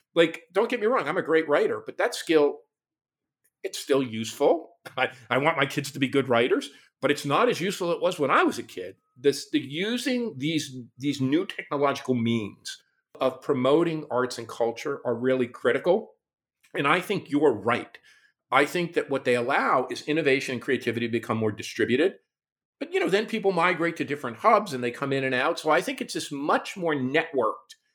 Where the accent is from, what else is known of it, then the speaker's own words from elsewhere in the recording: Newark, New Jersey, United States; my hometown of Newark, New Jersey